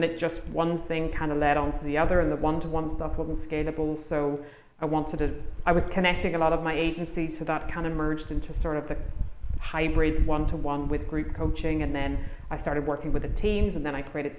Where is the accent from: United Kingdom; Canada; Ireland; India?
Ireland; I'm from Ireland